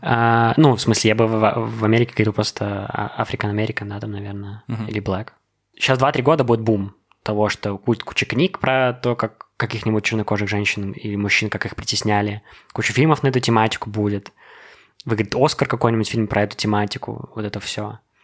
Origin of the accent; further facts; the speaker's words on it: Belarus; also born or lived in United States; Я горд тем, что я белорус, что я здесь родился